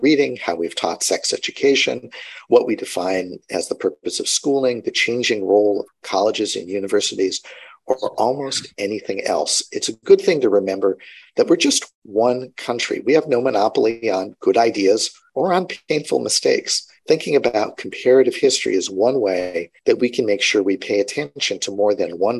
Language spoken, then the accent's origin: English; United States; Speaking as an American education historian